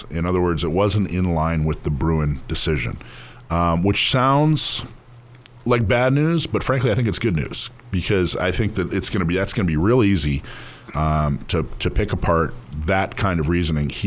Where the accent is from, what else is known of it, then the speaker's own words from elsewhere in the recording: Corona, California, United States; I'm from Corona, California.